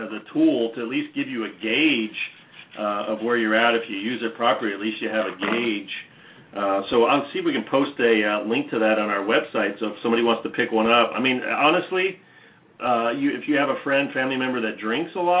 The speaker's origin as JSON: {"language": "English", "area": "Orange County", "region": "California", "country": "United States", "said": "I was from Orange County"}